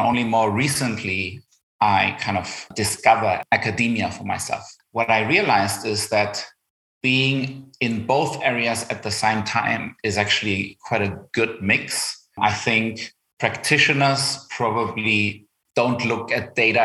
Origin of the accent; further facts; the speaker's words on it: Germany; accent: German; English is a second language; you spot my German accent. So I grew up in Germany. My dad's from Argentina